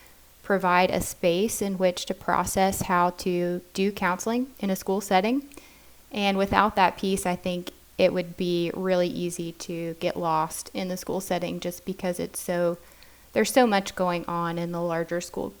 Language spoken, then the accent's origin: English; North Carolina, United States; I am from North Carolina